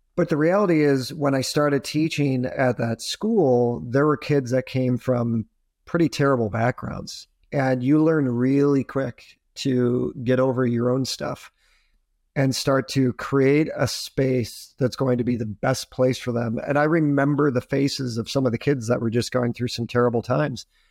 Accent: Adirondacks, upstate New York, United States; also born or lived in Poughkeepsie; I grew up in upstate New York, so I grew up in the Adirondacks

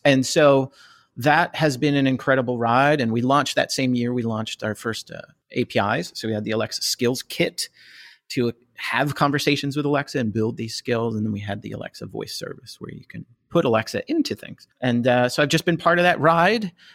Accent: New Jersey, United States; also born or lived in outside Philadelphia, Pennsylvania; now in Philadelphia area, United States; I was born and raised in Jersey. Uh, I'm outside Philadelphia now

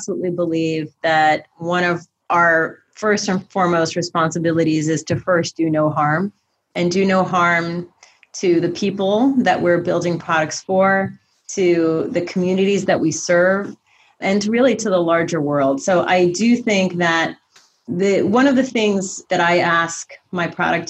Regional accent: Eastern Ukraine, Ukraine; moved away; I'm a refugee from the former Soviet Union. I was born in Eastern Ukraine

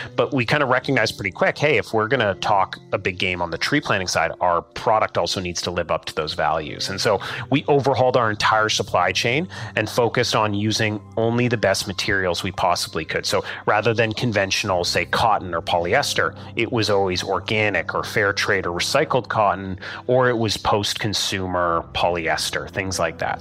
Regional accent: Saskatchewan, Canada; We grew up in Saskatchewan

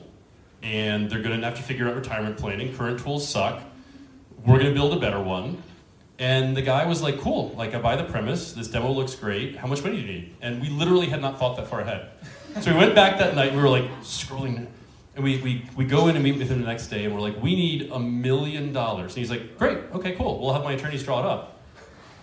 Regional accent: Northern Virginia, United States; I was born and raised in Northern Virginia, just outside D.C.

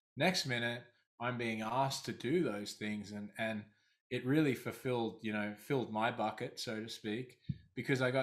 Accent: Australia; accent: Australian; moved away as an adult; also born or lived in London; I started out my career in Australia. Obviously, my accent is from there

